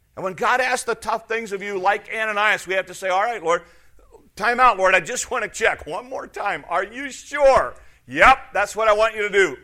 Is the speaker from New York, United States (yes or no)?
no; Chicago, Illinois, United States; moved away as an adult; also born or lived in Wisconsin; I was from Chicago area